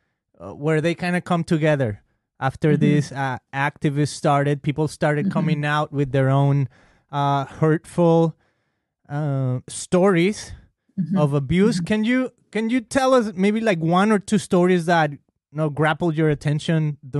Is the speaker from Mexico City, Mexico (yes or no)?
no; Guadalajara, Jalisco, Mexico; moved away; I'm from Mexico. Mm-hmm. I grew up in Guadalajara